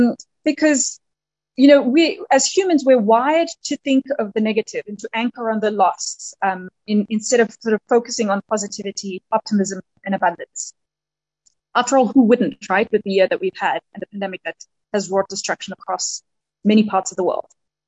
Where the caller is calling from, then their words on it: Nairobi, Kenya; although I'm dialing in from Nairobi, and it's a delight to join you today.